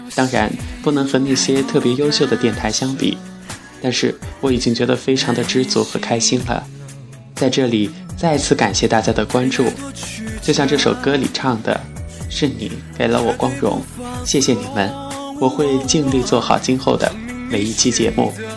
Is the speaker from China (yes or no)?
yes; Chongqing, China; also born or lived in Wuhan; 我是重庆人，家就住在长江边的山坡上